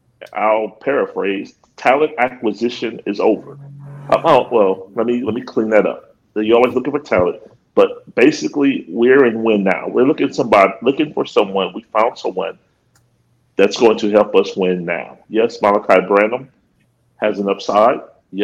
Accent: Akron, Ohio, United States; I'm a kid from Akron. I'm a graduate of the Ohio State University.

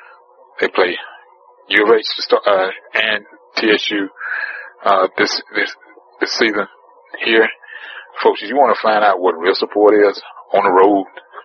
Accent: Texas, United States; I'm from Texas, son.

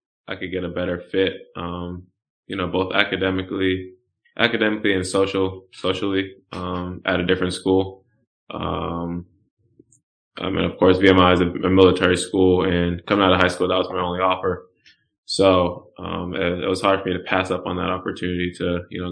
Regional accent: Randolph, Massachusetts, United States; moved away as an adult; now in Houston, United States; I'm from Randolph, Massachusetts

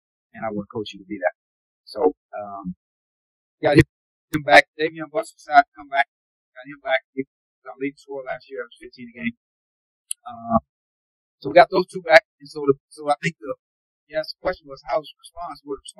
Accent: Houston, Texas, United States; I'm from Houston. My home is 80 miles exactly from Lamar's campus.

